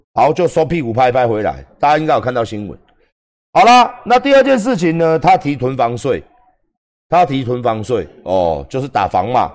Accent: Taiwan; 我们台湾人能获到什么样的利益？

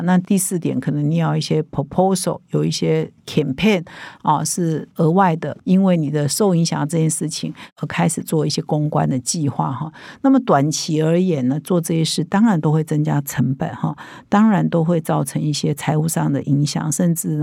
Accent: Taiwan; 我们台湾人

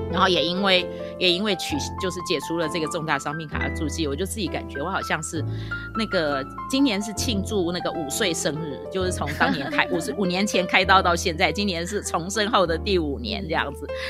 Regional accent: Taipei, Taiwan; 我是在台北长大的，就讲国语就是很自然的

